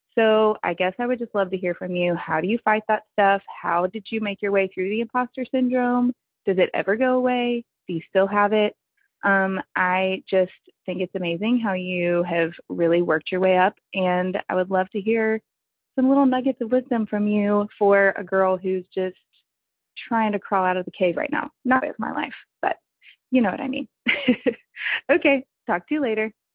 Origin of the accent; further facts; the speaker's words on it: Texas, United States; I'm from Texas